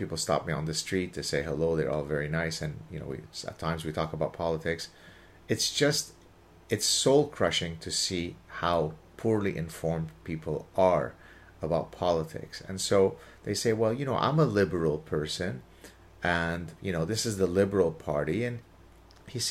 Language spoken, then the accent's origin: English; Canada; I'm Canadian